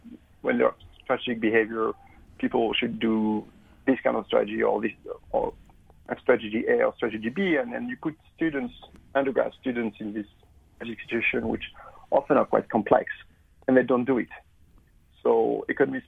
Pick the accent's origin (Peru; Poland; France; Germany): France; accent: French; moved away as an adult; also born or lived in London, United Kingdom; now in Queensland, Australia; as you make it from my accent, I'm actually French originally